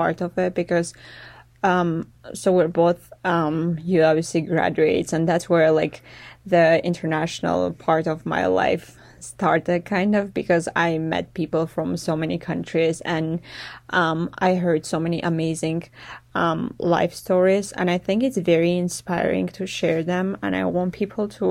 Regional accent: Armenia; moved away; I'm from Armenia.

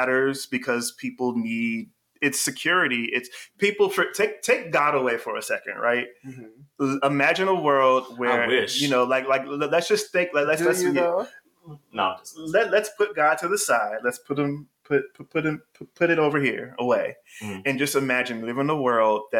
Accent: North Carolina, United States; I was born in North Carolina

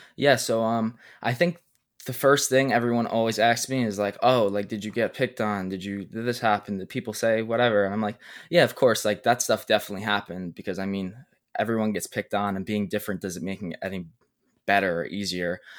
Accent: New York City, New York, United States; I'm twenty years old, I'm from Brooklyn, New York

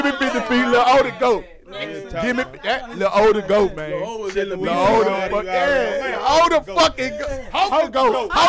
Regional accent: Lakewood, Washington, United States; now in Louisiana, United States

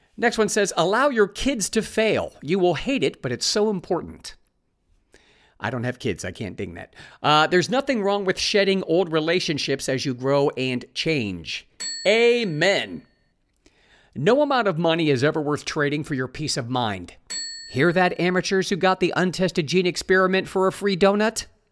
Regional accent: Ohio, United States; moved away as an adult; also born or lived in California; having moved from my home state of Ohio to California. Lived there for twenty-four years, made new friends in California, and then moved back to Ohio

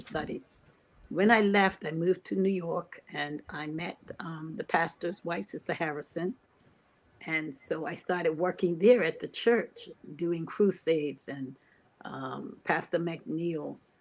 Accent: Bermuda; I was born and raised in Bermuda

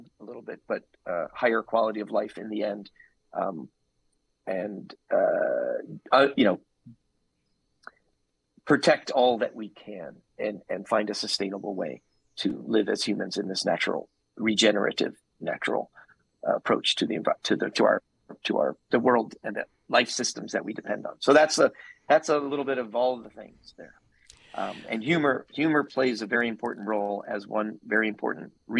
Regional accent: New York, United States; I'm from New York

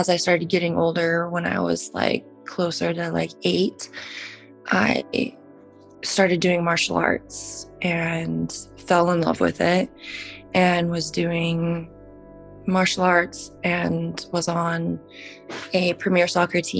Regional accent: Salt Lake City, Utah, United States; I was born and raised in Salt Lake City, Utah

